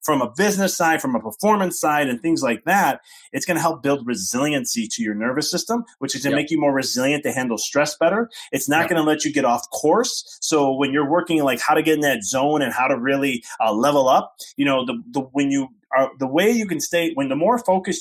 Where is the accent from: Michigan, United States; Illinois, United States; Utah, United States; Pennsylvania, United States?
Illinois, United States; Chicago; moved away as an adult; now in Knoxville, United States; I'm from Chicago